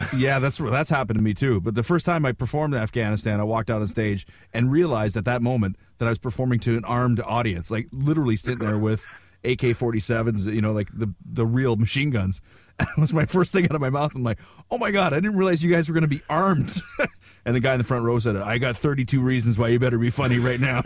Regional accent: Wawa, Ontario, Canada; moved away; also born or lived in New York; my hometown of Wawa.

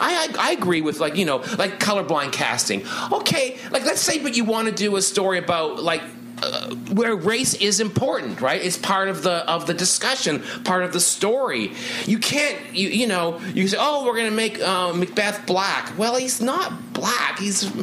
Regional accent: Canada; as a Canadian

